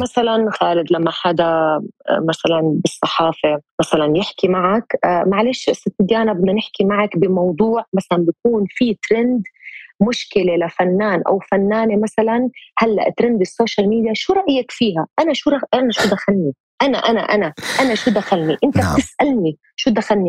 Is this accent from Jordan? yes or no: yes; Jordan; moved away as an adult; also born or lived in Lebanon / Egypt; رجعت استقريت في بلدي الاردن